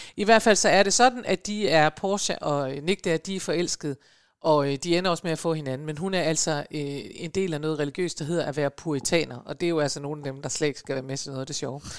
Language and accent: Danish; Aalborg, North Denmark Region, Denmark; da jeg var barn i Aalborg